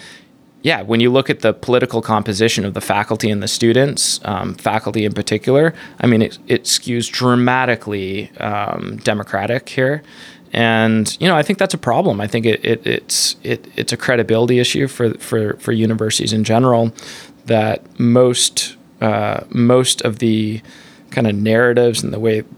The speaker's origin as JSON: {"language": "English", "country": "Canada", "moved": "yes", "lives_now": "United States", "said": "I'm a Canadian, you know, environmentalist, Buddhist"}